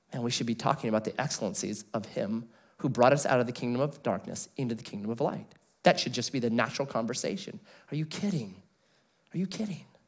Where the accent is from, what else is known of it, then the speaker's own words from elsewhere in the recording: United States; Before I'm an American, I'm a Christian